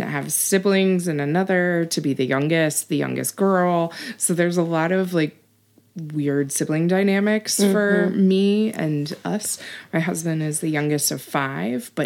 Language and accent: English; Kansas City, Missouri, United States; also born or lived in Columbia, Missouri / Fort Collins, Colorado; now in Kansas City, Kansas, United States; I was born in Kansas City, mm-hmm. raised in Kansas City